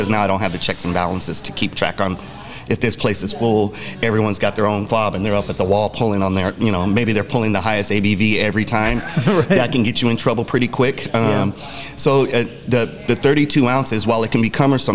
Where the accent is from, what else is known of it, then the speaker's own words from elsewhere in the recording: Arizona, United States; I'm from Arizona, born and raised